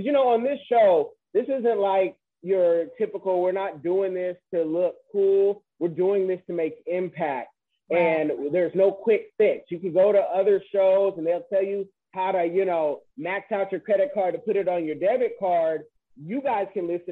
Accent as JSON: {"language": "English", "region": "West Coast", "country": "United States", "said": "I'm from the West"}